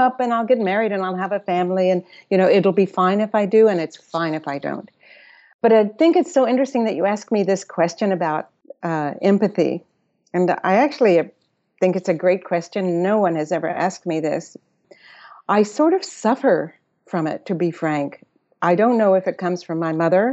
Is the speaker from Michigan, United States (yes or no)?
no; Austin, Texas, United States; moved away; also born or lived in Electra, Texas / New York; I was born in Electra, Texas, a little town, but I grew up in Austin